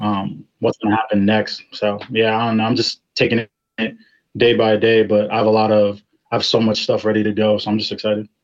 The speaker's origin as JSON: {"language": "English", "town": "Ashburn", "region": "Virginia", "country": "United States", "said": "I'm from Ashburn, Virginia"}